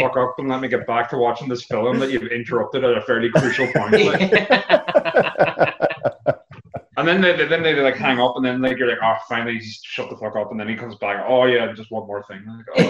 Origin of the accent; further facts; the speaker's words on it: Donegal, Ulster, Ireland; Actually, I'm from Donegal.